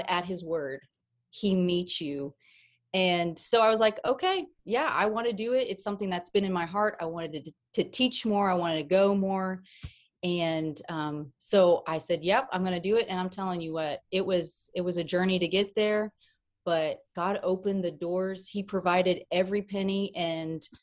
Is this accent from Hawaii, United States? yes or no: no; Oklahoma, United States; I'm from Oklahoma